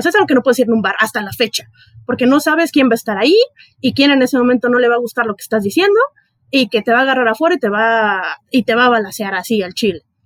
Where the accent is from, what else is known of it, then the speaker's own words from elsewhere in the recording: Ciudad Juárez, Chihuahua, Mexico; now in Mexico City, Mexico; Yo soy de Ciudad Juárez